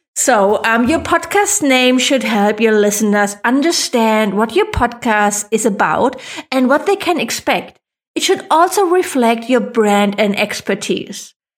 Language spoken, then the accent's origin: English; Germany; accent: German; English is a second language; I am not a native English speaker, I was worried that my funny German accent would be off-putting